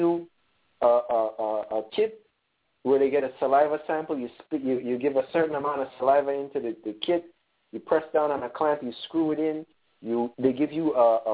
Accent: Punta Gorda, Toledo District, Belize; moved away; I'm from Punta Gorda, Belize

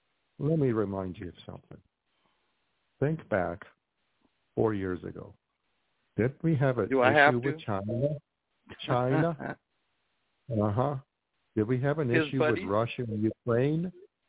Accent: Albania

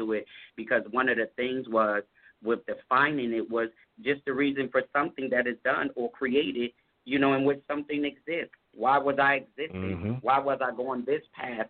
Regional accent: Harrisburg, Pennsylvania, United States; also born or lived in Baltimore, Maryland; my hometown in Harrisburg, PA

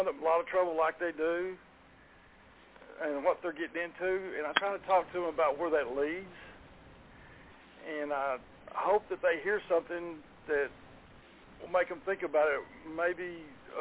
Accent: Garland, Texas, United States; born or raised there

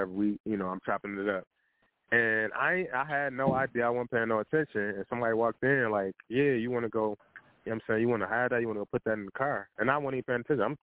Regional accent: Midwest, United States; I'm I'm from the Midwest

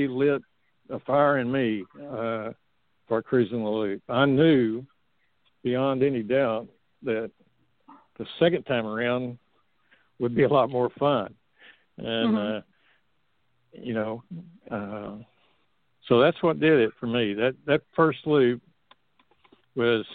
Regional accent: Texas, United States; I'm from Texas

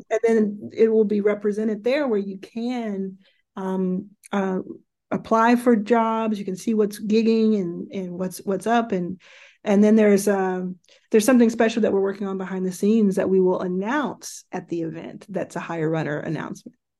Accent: Dallas, Texas, United States; also born or lived in Jackson, Mississippi; I was born in Jackson, Mississippi, which is where my mother grew up and where uh, all of her family still lives. And I was raised from very early in Dallas, Texas

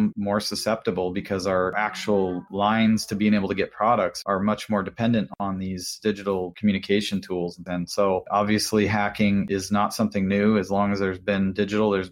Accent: Washington, United States; I'm from Washington State

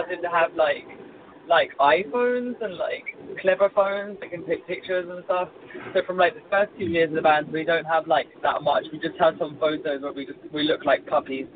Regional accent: England, United Kingdom; now in Mexico; I'm English, but we're based in Mexico as a band

